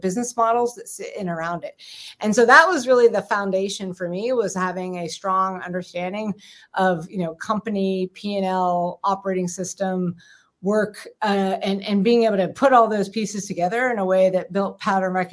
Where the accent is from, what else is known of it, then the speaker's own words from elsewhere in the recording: Pittsburgh, Pennsylvania, United States; also born or lived in Vienna; I was born and raised actually in Pittsburgh, Pennsylvania.